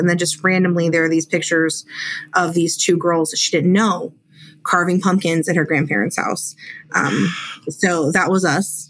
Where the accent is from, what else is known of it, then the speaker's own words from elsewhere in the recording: Ghana; So I guess I would have to start in Africa. So I grew up in Ghana